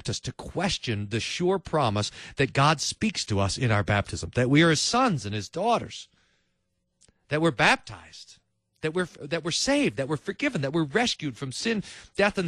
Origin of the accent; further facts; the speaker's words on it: Kerrville, Texas, United States; when I was a little kid, I was growing up in Kerrville, Texas